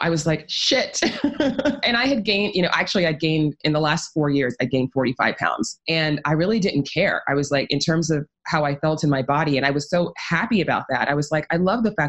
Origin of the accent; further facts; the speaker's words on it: New York City, New York, United States; I actually grew up in New York City